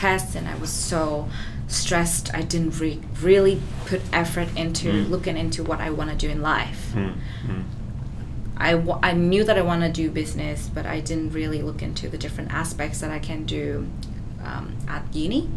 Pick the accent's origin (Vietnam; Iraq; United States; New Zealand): Vietnam; also born or lived in Melbourne, Australia; now in Australia; I come from Vietnam, the country in Southeast Asia that's not really developed